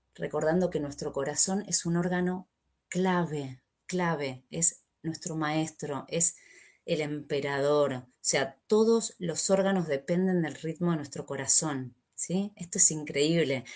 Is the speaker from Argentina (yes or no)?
yes; Argentina; soy argentina